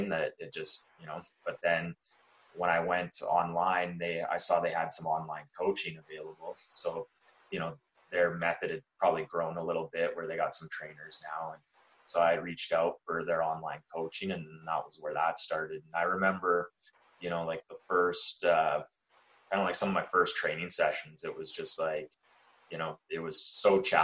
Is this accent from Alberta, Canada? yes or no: yes; Lethbridge, Alberta, Canada; where we're from, Lethbridge